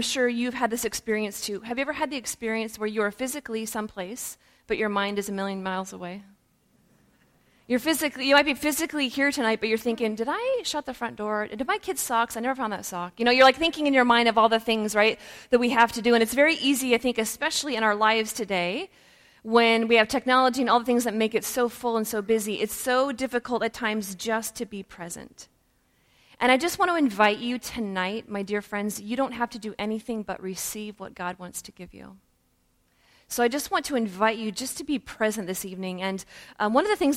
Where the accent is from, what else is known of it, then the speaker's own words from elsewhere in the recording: Woodland, Washington, United States; also born or lived in Ballard, Seattle, Washington; now in Texas, United States; I'm actually from the Northwest. I grew up in Woodland, Washington